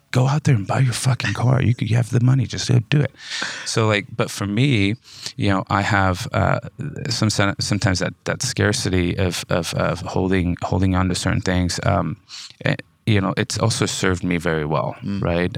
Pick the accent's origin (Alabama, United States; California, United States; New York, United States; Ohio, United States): California, United States; Modesto; I'm from Modesto, California. California, uh, born and raised